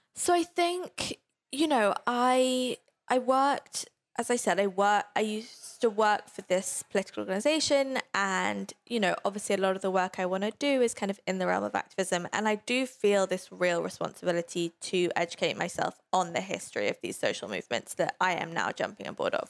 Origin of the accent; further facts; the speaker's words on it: London, United Kingdom; I grew up in London